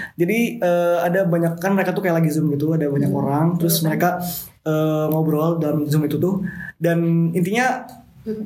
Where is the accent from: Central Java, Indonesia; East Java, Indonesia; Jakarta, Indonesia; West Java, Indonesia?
West Java, Indonesia; saya di situ sebagai orang Sunda mengakuinya gitu karena emang saya seorang saya lahir di Jawa Barat